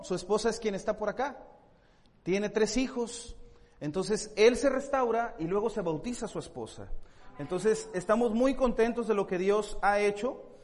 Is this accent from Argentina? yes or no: no; Monterrey, Nuevo León, Mexico; moved away as an adult; now in Tijuana, Mexico; somos de Monterrey, ¿verdad? Este, nacimos en, Monterrey